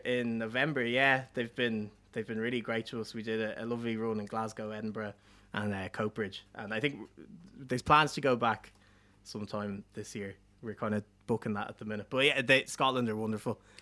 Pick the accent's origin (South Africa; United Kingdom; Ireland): Ireland; Dublin, Leinster; I grew up in South Dublin